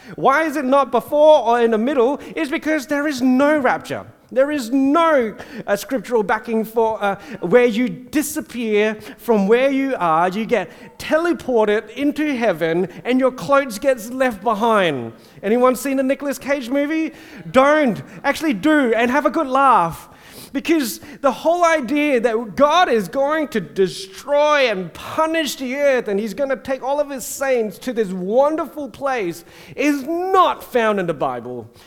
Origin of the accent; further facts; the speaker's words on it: Singapore; growing up in Singapore in the Methodist church